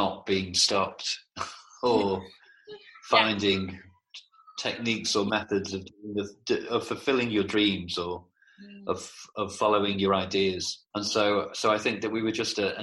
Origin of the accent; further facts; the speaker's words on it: Liverpool, North West England, United Kingdom; moved away as an adult; also born or lived in Bristol; I grew up in Liverpool